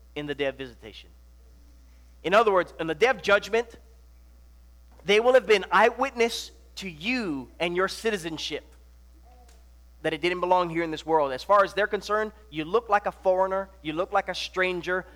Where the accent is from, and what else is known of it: Hawaii, United States; born or raised there; moved away; also born or lived in Nebraska